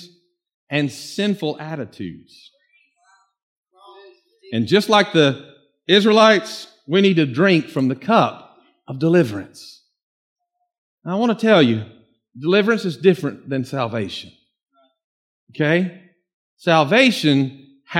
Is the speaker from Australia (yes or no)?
no; Norcross, Georgia, United States; I grew up on Buford Highway, but before that, the first few years of my life, where my parents were from, a little place